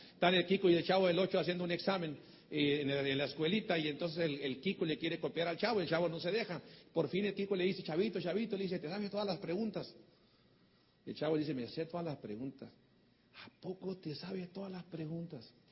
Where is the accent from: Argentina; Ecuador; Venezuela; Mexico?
Mexico; soy mexicano